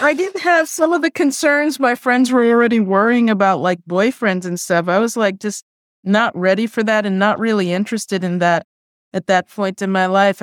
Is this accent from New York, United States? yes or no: yes; New York City, New York, United States; first language Spanish; English is a second language; also born or lived in South Bronx; I grew up in Queens, but I went to elementary school in the South Bronx